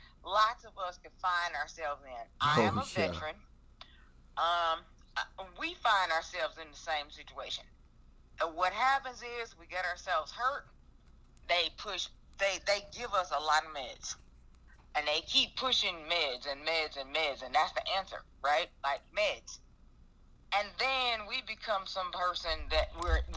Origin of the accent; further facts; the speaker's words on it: Chicago, Illinois, United States; also born or lived in Indiana; now in Georgia, United States; I was born and raised in Chicago